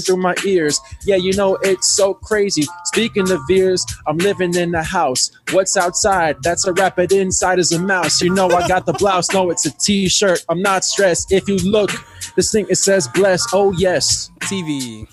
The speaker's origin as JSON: {"language": "English", "town": "New York City", "region": "New York", "country": "United States", "said": "I'm from the Bronx, New York, half Cuban, half Italian"}